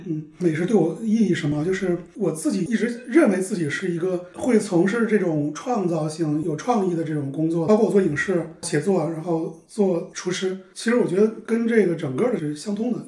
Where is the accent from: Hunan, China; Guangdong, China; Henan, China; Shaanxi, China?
Shaanxi, China; Xi'an; moved away as an adult; also born or lived in New York, United States; 因为我是西安人，所以我在美国我就吃不了凉皮儿